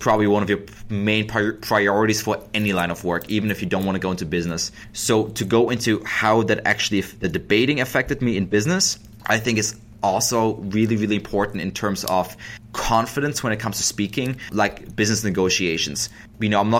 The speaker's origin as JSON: {"language": "English", "country": "Germany", "second_language": "English", "moved": "as an adult", "lives_now": "United States", "said": "I am an immigrant from Germany, so I moved here in 2008"}